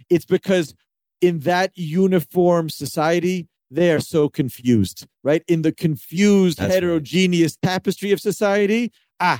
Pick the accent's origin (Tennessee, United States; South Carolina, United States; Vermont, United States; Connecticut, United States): Tennessee, United States; Memphis; moved away as an adult; now in Safed, Israel; I grew up in Memphis.